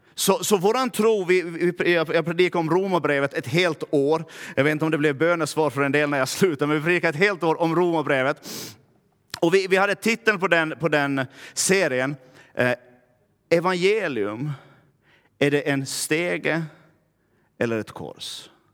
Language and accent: Swedish; Närpes, Ostrobothnia, Finland; accent: Närpes dialect; now in Vaasa, Finland; jag kommer från Närpe, så skulle jag börja tala Närpesdialekt